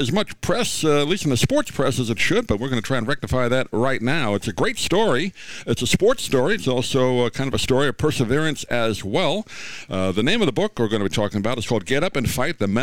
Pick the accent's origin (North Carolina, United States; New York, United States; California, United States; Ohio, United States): New York, United States; I grew up in New York